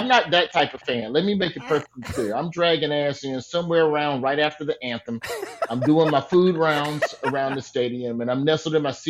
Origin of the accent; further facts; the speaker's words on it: Alabama, United States; I'm a boy from Alabama.